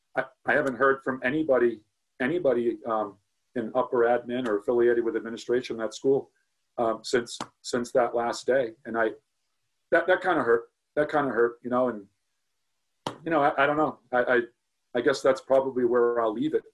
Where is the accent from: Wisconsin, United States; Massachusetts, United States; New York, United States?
Massachusetts, United States; North Attleboro; now in Medway, United States; moved from, from North Attleboro, which is my hometown, to, to Medway